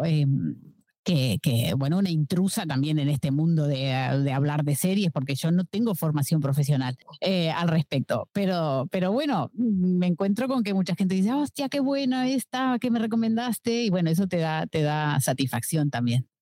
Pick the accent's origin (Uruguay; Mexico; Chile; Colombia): Uruguay; moved away as an adult; now in Barcelona, Spain; vivo en Barcelona hace 15 años, nací en Uruguay